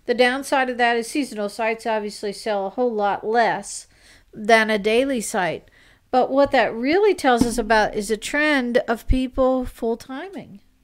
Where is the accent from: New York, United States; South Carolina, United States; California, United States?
South Carolina, United States; South Carolina, my home state.